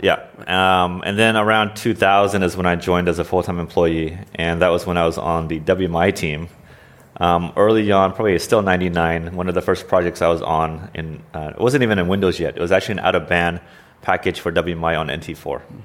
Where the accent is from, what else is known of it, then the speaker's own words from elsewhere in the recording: Oregon, United States; moved away as an adult; now in Washington, United States; I was born and raised in the United States, in Oregon specifically.